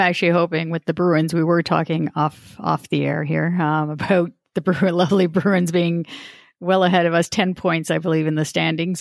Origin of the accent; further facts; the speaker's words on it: Toronto, Ontario, Canada; my town of Star- Scarborough, my hometown